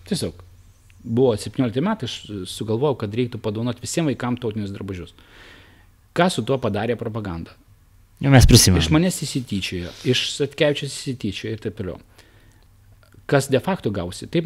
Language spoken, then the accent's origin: Lithuanian; Samogitia, Lithuania; aš nebūčiau žemaitis, tai be abejonių e, tikriausiai būtų mane ir palaužę e, psichologiškai, bet aš esu žemaitis, kuo žemaitį labiau spaudžia, tuo jisai darosi kitesnis.